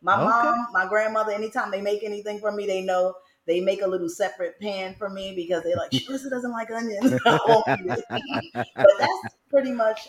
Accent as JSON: {"language": "English", "town": "New York City", "region": "New York", "country": "United States", "tie": "born or raised there", "also_born_or_lived": "Brooklyn, New York", "said": "I'm born in Brooklyn, but I'm raised in the Bronx. My friends don't let me forget that. I'm from Edenwall."}